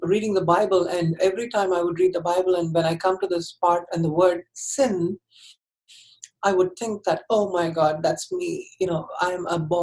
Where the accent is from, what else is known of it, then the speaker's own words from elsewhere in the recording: Chennai, Tamil Nadu, India; I grew up in Chennai, which is the southern part of India.